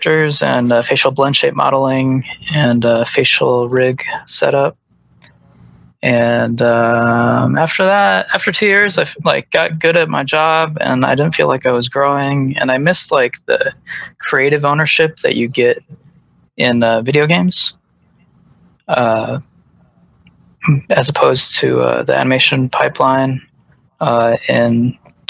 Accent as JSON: {"language": "English", "town": "Chicago", "region": "Illinois", "country": "United States", "tie": "born or raised there", "also_born_or_lived": "Los Angeles / Denver", "moved": "as an adult", "said": "I grew up in Chicago"}